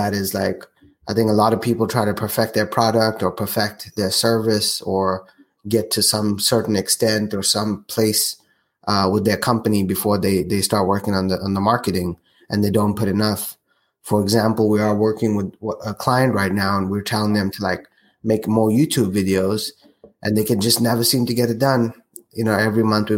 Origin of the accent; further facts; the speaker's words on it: South Africa; moved away; my home country, South Africa